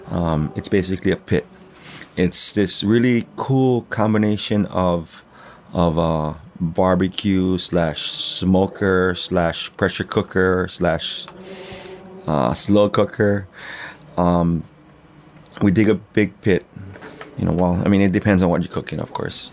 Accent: Hawaii, United States; I am from Ka'avu, um, yeah, born and raised in Hawaii

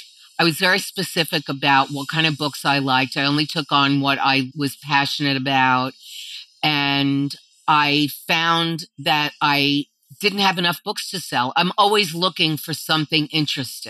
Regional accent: Baldwin, New York, United States; also born or lived in Brooklyn, New York; I grew up in a suburban town on Long Island called Baldwin. I was born in Brooklyn, but then when I was very young, my family moved to Long Island.

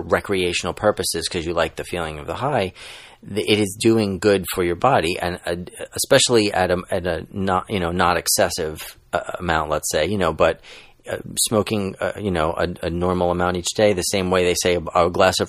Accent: New York City, New York, United States; moved away as an adult; now in California, United States; I'm a lifelong New Yorker and a proud Brooklynite

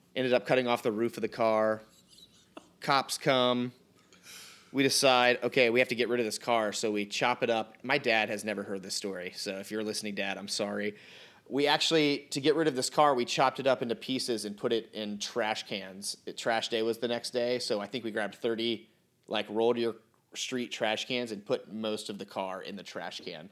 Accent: Outer Banks, North Carolina, United States; I grew up on the Outer Banks. I'm born and raised right here

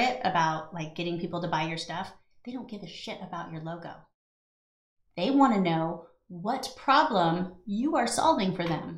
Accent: California, United States; moved away; I'm from California

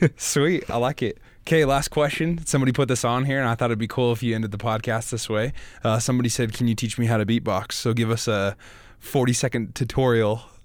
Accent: Idaho, United States; I'm from Idaho as well

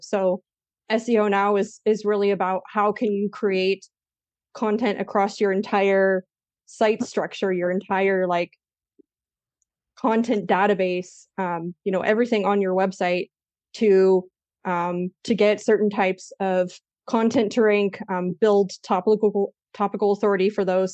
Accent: United States; moved away as an adult; also born or lived in Spain; now in Germany; I'm American

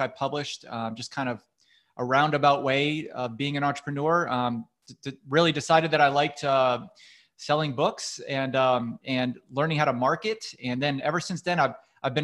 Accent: Massachusetts, United States; moved away as an adult; also born or lived in Texas / California; I grew up in New England, Massachusetts to be exact

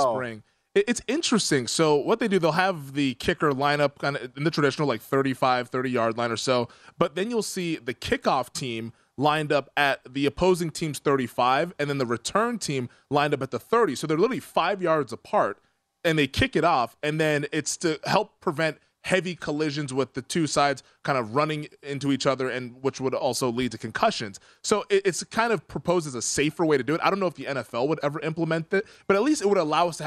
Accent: Pacific Northwest, United States; also born or lived in Lewisville, Texas, United States; we moved when I was young up to the Pacific Northwest

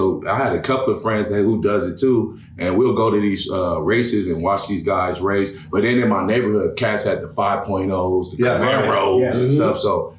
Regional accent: Los Angeles, California, United States; I grew up in Los Angeles, California. Then I moved to Pomona

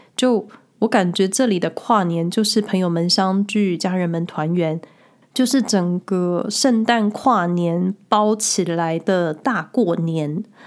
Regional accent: Taiwan; now in Switzerland; 之前回台湾的时候

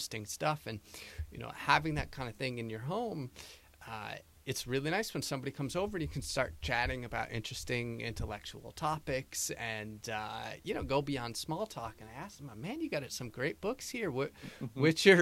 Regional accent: United States; moved away as an adult; now in Costa Rica; born and raised in the United States, my dad's from Wisconsin

